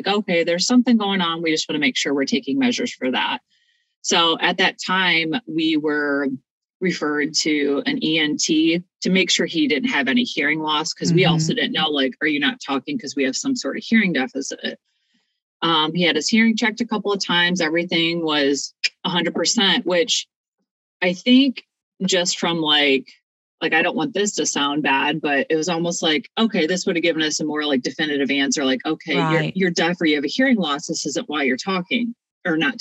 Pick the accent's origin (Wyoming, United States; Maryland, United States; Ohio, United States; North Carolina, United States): Ohio, United States; moved away as an adult; now in Sellersburg, Indiana, United States; My family and I were originally Buckeyes, so we're from Ohio.